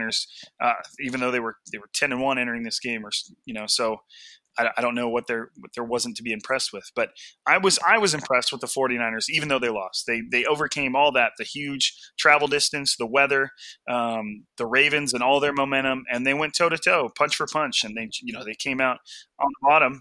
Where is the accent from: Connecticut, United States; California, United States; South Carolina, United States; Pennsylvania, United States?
California, United States; I'm from California. I have a very, very vanilla like way of speaking